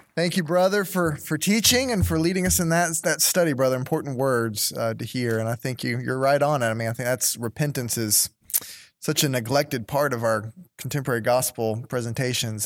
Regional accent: United States; as an American

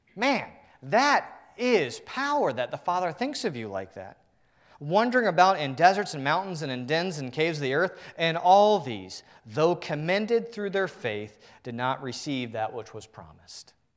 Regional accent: Northern Virginia, United States; I'm from the Northern Virginia area.

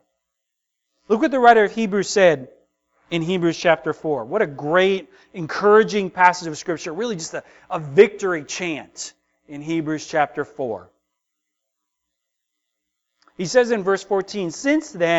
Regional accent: United States; as American Christians

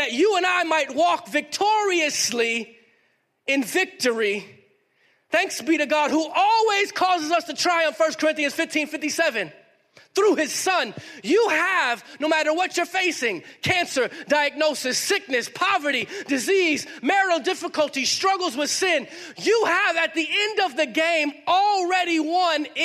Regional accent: Miami, Florida, United States; moved away; also born or lived in Harrisburg, North Carolina / Durham, North Carolina; I grew up in the city, Miami

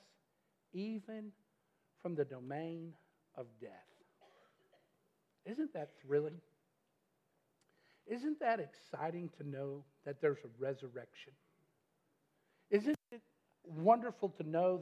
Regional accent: Metcalfe County, Kentucky, United States; moved away as an adult; now in Glasgow, United States; we are from Chicago, Metcalf County originally

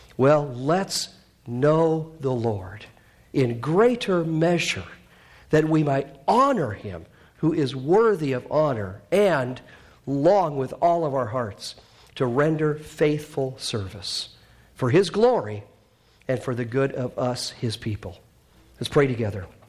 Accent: Canada; moved away; I'm Canadian

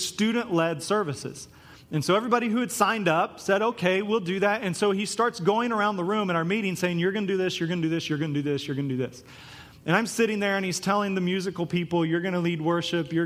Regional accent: Topeka, Kansas, United States; the youth group I grew up in Topeka, Kansas

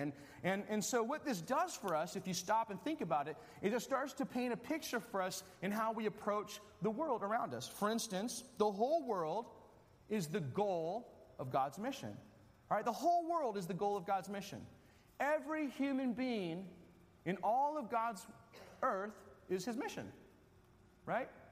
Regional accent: Wisconsin, United States; I'm from Wisconsin

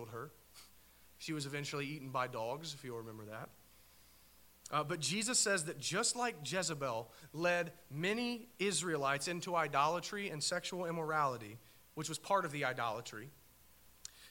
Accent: United States; I'm an American

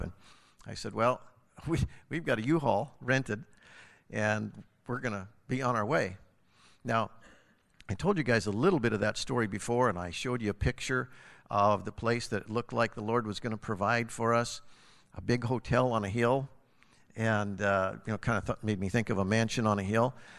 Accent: Harlowton, Montana, United States; moved away; It just happens to be my hometown where I was born and raised and grew up, and I know everybody

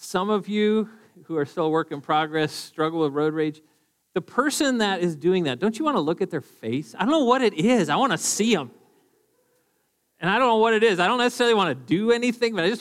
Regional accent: Duluth, Minnesota, United States; moved away; also born or lived in Eagan, Minnesota; I'm from Duluth originally, and I've lived in Eagan for a little while

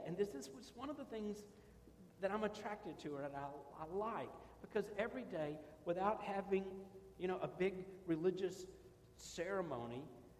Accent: Ireland; Maybe it's because I'm Irish.

